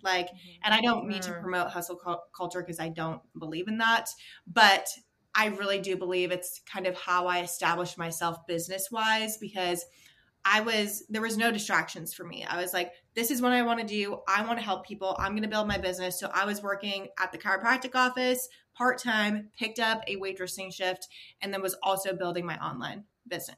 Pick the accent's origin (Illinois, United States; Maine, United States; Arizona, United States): Maine, United States; I was born and raised in Maine, so everyone knows each other in that small town.